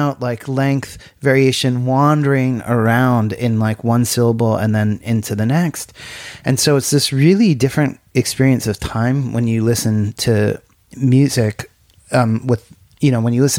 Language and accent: English; United States; now in Ireland; I, as an American